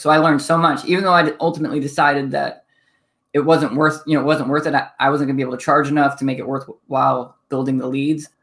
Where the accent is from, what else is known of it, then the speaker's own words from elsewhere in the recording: Toledo, Ohio, United States; also born or lived in Pennsylvania / Midwest; I grew up, uh, Toledo, Ohio